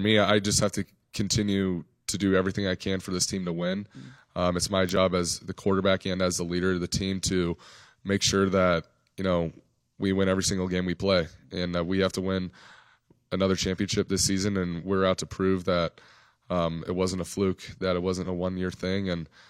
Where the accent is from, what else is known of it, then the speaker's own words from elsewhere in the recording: Nevada, United States; I grew up in Nevada, so I saw him at Stanford.